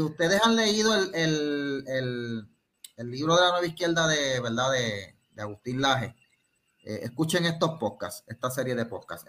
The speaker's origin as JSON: {"language": "Spanish", "town": "Cidra", "country": "Puerto Rico", "said": "yo soy de Sidra"}